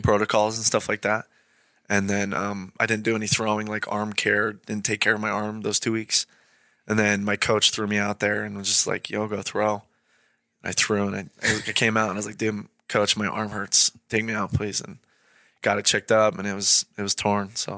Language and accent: English; Idaho, United States; born or raised there; also born or lived in Great Falls, Montana